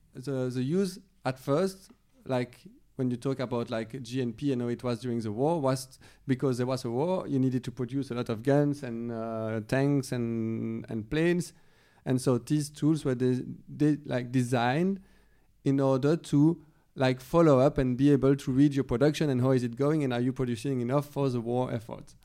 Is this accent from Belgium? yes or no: yes; Belgium; moved away; I'm from Belgium, originally